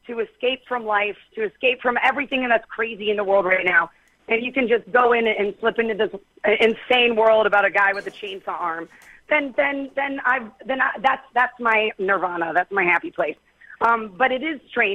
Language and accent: English; Youngstown, Ohio, United States; I'm still just from Youngstown, Ohio